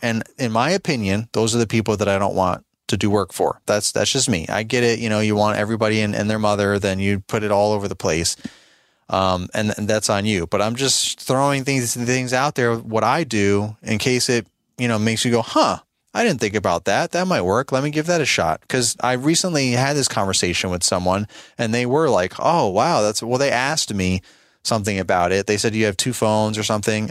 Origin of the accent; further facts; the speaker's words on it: New York, United States; now in Virginia, United States; I'm originally from New York State, and now I live in Virginia